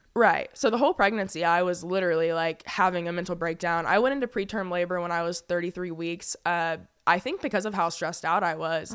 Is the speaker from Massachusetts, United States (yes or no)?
no; Fayetteville, North Carolina, United States; moved away as an adult; I was actually born and raised in Fayetteville, North Carolina. I lived there for